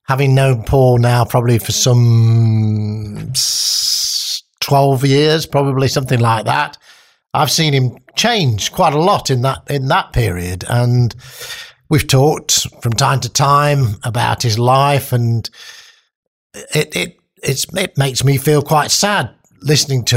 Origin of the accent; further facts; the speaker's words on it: Nottingham, East Midlands, United Kingdom; I was brought up in Bilbury Estate